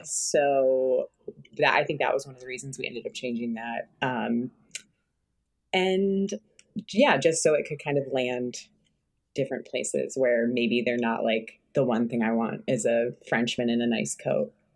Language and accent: English; Connecticut, United States; now in Los Angeles, United States; I grew up in Connecticut, like from a long line of liberals